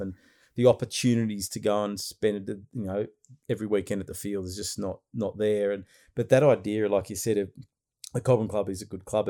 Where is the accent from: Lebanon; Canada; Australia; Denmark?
Australia; Frankston, Victoria; I was born in Frankston.